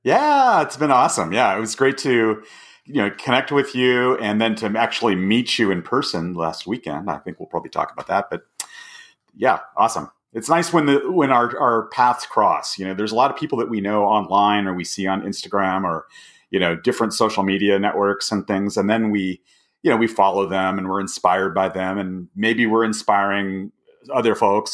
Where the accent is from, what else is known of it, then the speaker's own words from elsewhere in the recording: Alhambra, California, United States; moved away as an adult; also born or lived in Midwest / Orange County / Los Angeles; now in Bend, United States; I was born and raised in Southern California for many years, uh, with, uh, probably ten years in the Midwest that I spent